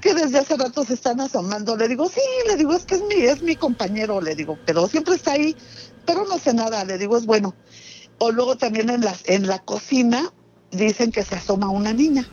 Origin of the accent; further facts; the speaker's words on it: Mexico City, Mexico; yo soy de Ciudad de México, de, de, Rosario